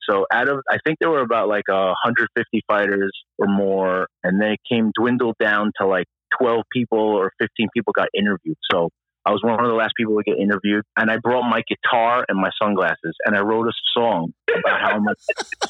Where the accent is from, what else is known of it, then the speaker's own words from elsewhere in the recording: New York City, New York, United States; New York City.